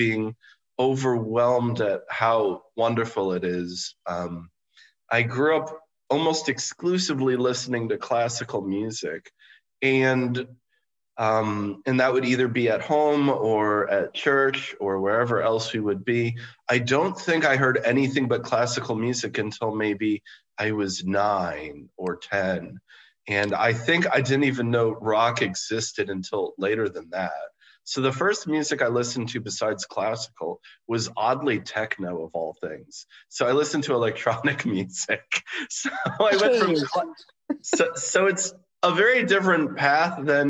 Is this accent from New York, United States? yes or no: yes; New York City, New York, United States; documented my experience growing up in New York City